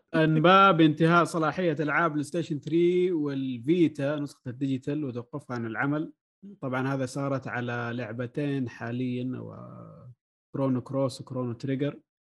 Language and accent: Arabic; Saudi Arabia; هنا عندنا في السعوديه